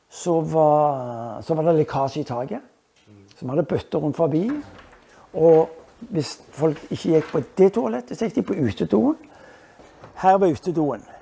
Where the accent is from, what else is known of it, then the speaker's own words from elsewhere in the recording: Stavanger, Rogaland, Norway; also born or lived in England; Så jeg er født i England, der derav navnet Cave. Eh, min mor fra Stavanger ble gift med en engelskmann. Eh, et ulykkelig eh, ekteskap på mange måter. Hvor hun til slutt eh, velger å vende tilbake til Norge, til Stavanger.